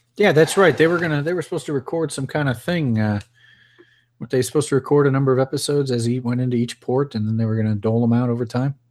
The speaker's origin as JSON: {"language": "English", "town": "Chicago", "region": "Illinois", "country": "United States", "moved": "as an adult", "said": "Both Melissa and I are from Illinois. We're from around Chicago"}